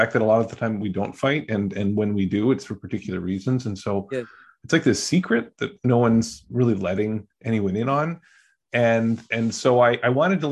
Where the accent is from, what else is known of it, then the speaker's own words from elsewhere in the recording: Canada; also born or lived in Kenya / Ghana; now in United States; I grew up in Canada before becoming an American